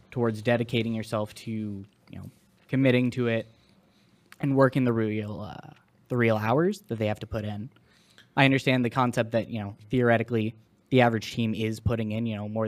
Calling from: Ontario, Canada; Yeah, I call him from Ontario, Canada.

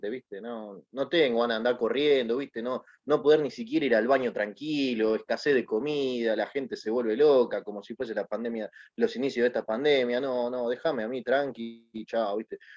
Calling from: Caballito, Buenos Aires, Argentina; ¿cómo andan? … de Caballito y quería preguntarles acerca de cómo, qué es lo que causó la decadencia de Canal 13

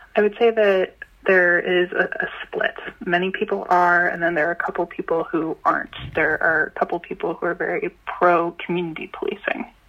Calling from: Boston, Massachusetts, United States; I'm calling from Jamaica Plain

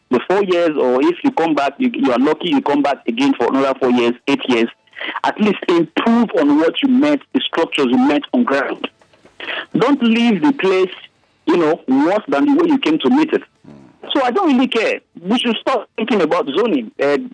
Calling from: Lagos, Nigeria; I'm calling from Community Road, Ijegun

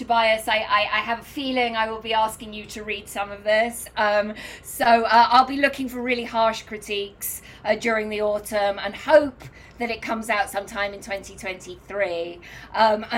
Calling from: New York City, New York, United States; I live in New York. I'm calling in from New York this morning.

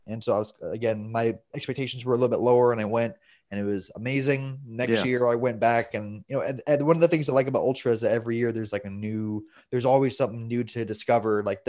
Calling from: Orlando, Florida, United States; I am from Orlando, Florida.

